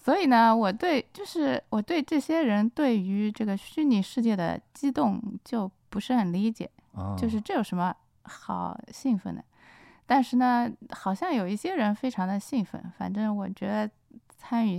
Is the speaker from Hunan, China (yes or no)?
yes; Hunan, China; born there; 因为我生在就是湖南。